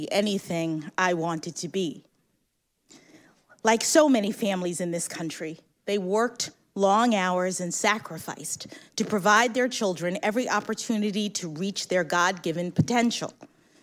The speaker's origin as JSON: {"language": "English", "town": "Washington", "region": "District of Columbia", "country": "United States", "tie": "born or raised there", "said": "When I was born here in Washington"}